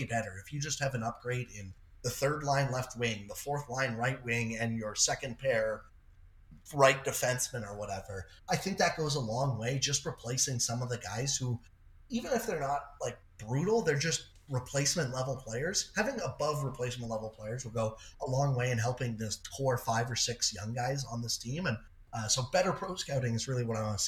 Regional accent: Toronto, Ontario, Canada; I'm from the Toronto area

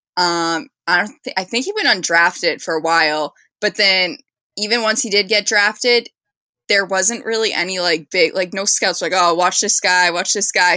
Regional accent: Boston, Massachusetts, United States; I'm from Boston

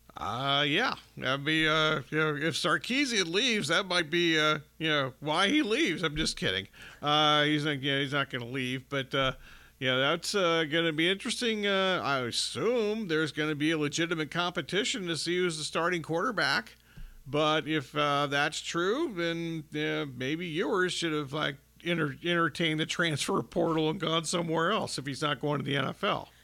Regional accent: Ohio, United States; I grew up in Ohio

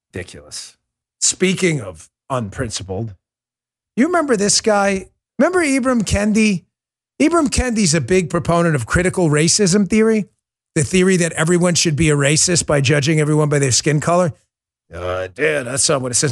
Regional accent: New York City, New York, United States; moved away; I grew up in New York City

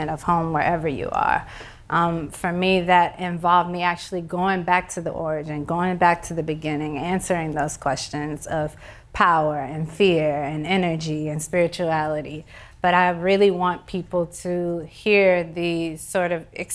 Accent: Houston, Texas, United States; moved away; growing up in Houston and coming back to Houston

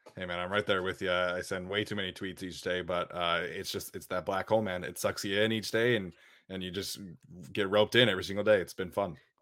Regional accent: Utah, United States; growing up in Utah

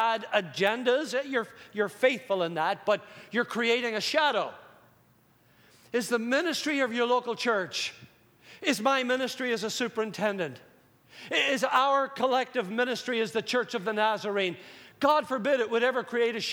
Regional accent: Northern Ireland, United Kingdom; Growing up in Northern Ireland

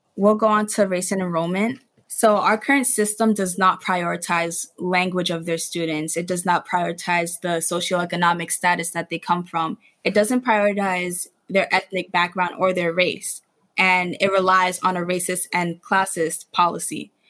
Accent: New York City, New York, United States; I grew up in the Bronx. I've always gone to school in the Bronx until high school

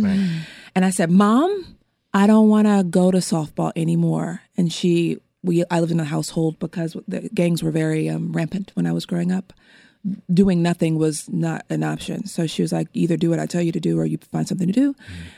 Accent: Los Angeles, California, United States; I am also from Los Angeles, California, and I was born and raised in an area of Los Angeles in Windsor Hills, View Park, Baldwin Hills, Ladera Heights area

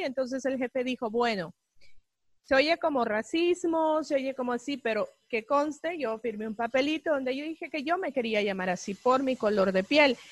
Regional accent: El Salvador; now in Los Angeles, United States; salvadoreña, eh, vivo 25 años aquí en este país

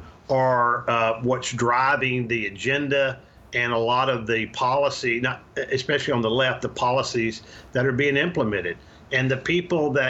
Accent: Arkansas, United States; moved away as an adult; also born or lived in Louisiana; now in Texas, United States; I was born in Louisiana and raised in Arkansas

